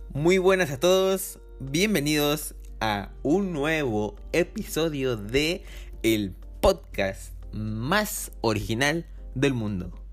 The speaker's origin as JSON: {"language": "Spanish", "country": "Mexico", "also_born_or_lived": "Córdoba, Veracruz", "said": "Soy mexicano."}